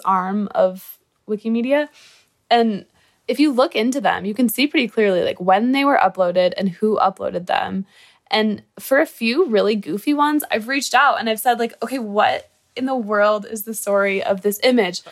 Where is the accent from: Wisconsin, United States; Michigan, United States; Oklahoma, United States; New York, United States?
Michigan, United States; I'm from Michigan, and I'm in college